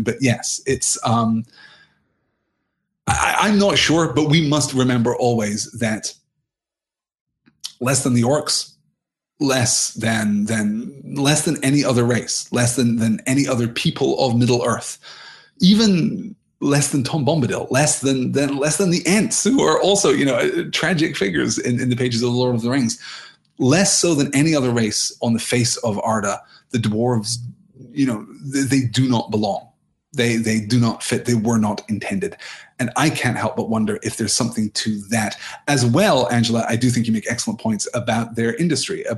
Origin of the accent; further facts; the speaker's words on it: United Kingdom; I'm from Britain